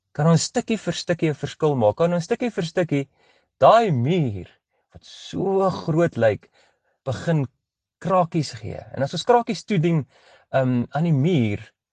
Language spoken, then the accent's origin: Afrikaans; Pretoria, Gauteng, South Africa; now in Bloemfontein, South Africa; ek is eintlik oorspronklik van Pretoria af. Ek is 'n Pretoriaaner